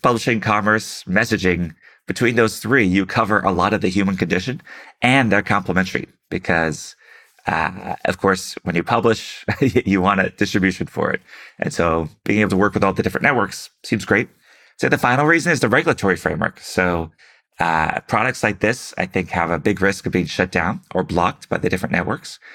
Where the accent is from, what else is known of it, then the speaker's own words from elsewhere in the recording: Houston, Texas, United States; moved away; also born or lived in San Francisco; Houston, my hometown